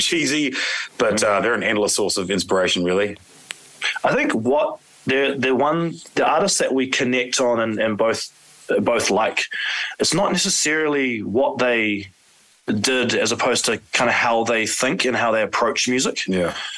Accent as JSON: {"language": "English", "country": "New Zealand", "said": "we're from New Zealand, and Maori is the, you know, the, the, the indigenous uh, culture of, of New Zealand. Um, three of us, including myself, are Maori"}